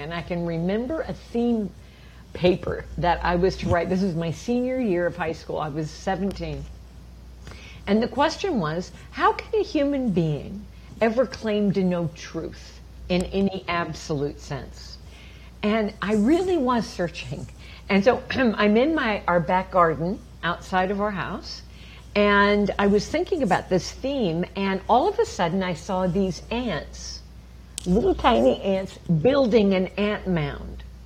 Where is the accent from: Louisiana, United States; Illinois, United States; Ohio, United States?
Illinois, United States; Champaign; I grew up in the Midwest of America in a town called Champaign, Illinois, uh, south of Chicago.